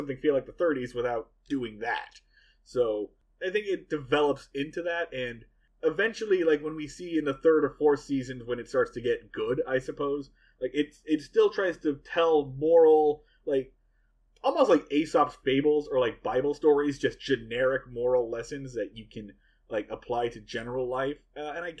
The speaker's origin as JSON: {"language": "English", "town": "Portland", "region": "Oregon", "country": "United States", "said": "we are from Boston and Portland, Oregon"}